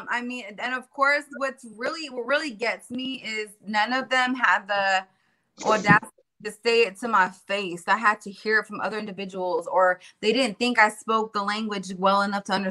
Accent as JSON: {"language": "English", "region": "California", "country": "United States", "tie": "born or raised there", "also_born_or_lived": "Florida", "said": "I was born and raised in California. And then halfway born and raised in Florida and around the hood and all these different cultures."}